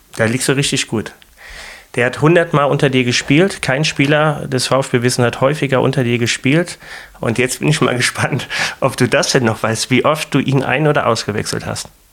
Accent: Germany; an uns Deutschen, an unserer Art, wie wir als Deutsche sind

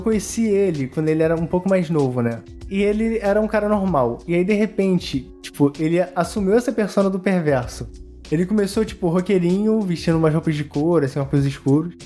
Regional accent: Teresópolis, Rio de Janeiro, Brazil; A gente é de Teresópolis, né? Eu não nasci lá, mas eu vivi minha adolescência lá inteira. Eu fui pra lá com 11 anos.

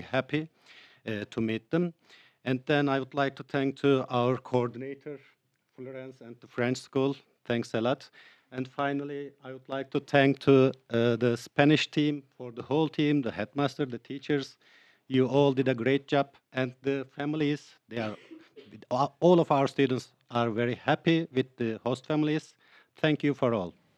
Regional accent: Turkey; from Turkey, a teacher from the Turkish school

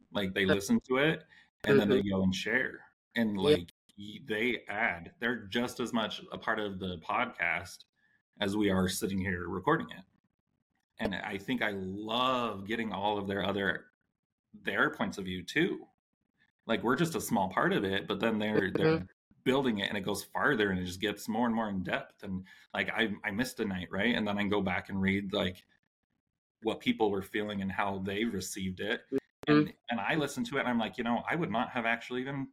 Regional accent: Utah, United States; growing up in Utah, where my mindset has just been completely sheltered

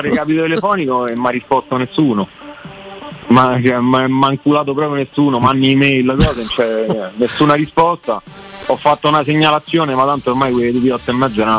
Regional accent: Rome, Lazio, Italy; sono De Colle Salario

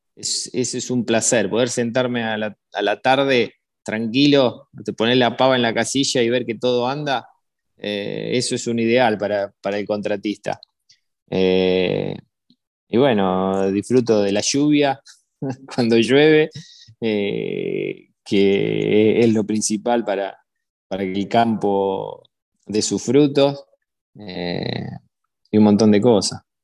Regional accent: Carcarañá, Santa Fe, Argentina; also born or lived in Buenos Aires; nacimos acá en Carcaraña y mi familia siempre estuvo ligada al campo

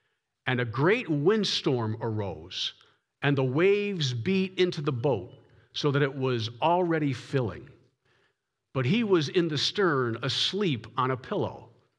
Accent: Massachusetts, United States; When I was growing up in Massachusetts, I always had a German Shepherd in the house.

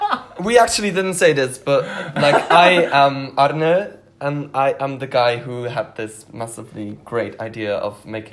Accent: Belgium; English is a second language; I am not a native English speaker. I'm from Belgium, so my English is not really good.

